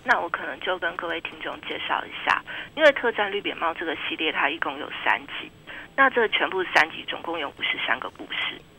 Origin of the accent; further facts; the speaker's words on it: Taiwan; 我们台湾人都很熟悉的麦克阿瑟将军